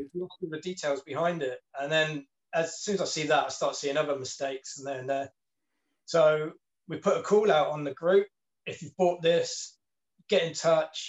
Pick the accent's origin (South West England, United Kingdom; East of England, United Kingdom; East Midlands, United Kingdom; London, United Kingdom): South West England, United Kingdom; Plymouth; that's my hometown. Mm. That's where I grew